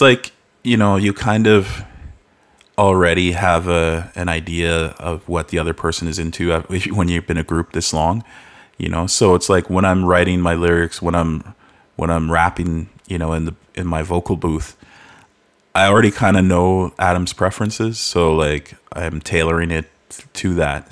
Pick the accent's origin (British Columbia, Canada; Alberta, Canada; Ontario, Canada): Alberta, Canada; Calgary; also born or lived in Halifax; moved here even before I turned a year old